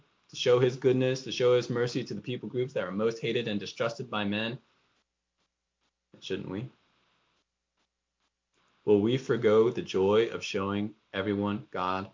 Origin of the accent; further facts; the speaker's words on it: United States; our own culture, our own ethnicity, American